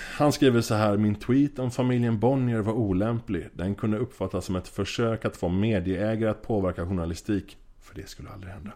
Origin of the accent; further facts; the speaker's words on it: Gothenburg, Västra Götaland, Sweden; moved away as an adult; also born or lived in Amsterdam / Norway; jag är från Göteborg från början. Eh, har bott i Göteborg typ halva mitt liv